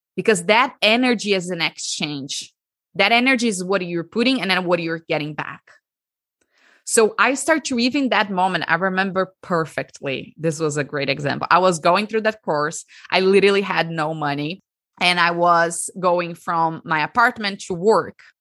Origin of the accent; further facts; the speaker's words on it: Brazil; So, I'm Brazilian. I l, was born and raised in Brazil, and I lived my whole life in Brazil.